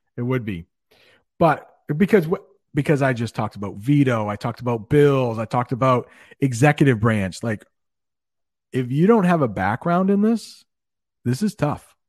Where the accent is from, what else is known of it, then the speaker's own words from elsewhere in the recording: United States; as an American